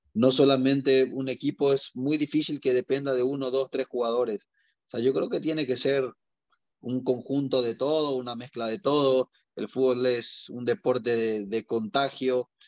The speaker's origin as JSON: {"language": "Spanish", "country": "Paraguay", "also_born_or_lived": "Mexico", "moved": "as an adult"}